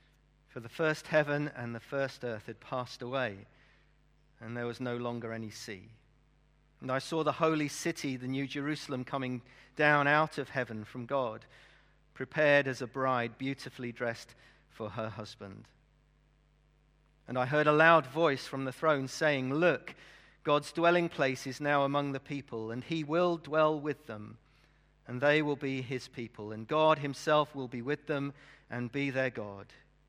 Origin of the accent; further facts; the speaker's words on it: Brazil; as a missionary kid, obviously I was brought up in Brazil. If you don't know why I support Brazil as a football team, I spent my early years in Brazil. And my parents were missionaries there.